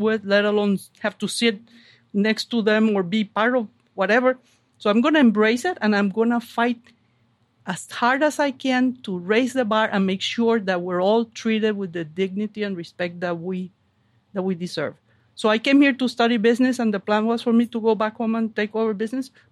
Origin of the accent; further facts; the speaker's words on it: Venezuela; English is a second language; moved away as an adult; also born or lived in Kalamazoo, Michigan; now in Manchester, United States; Where are you from? Venezuela.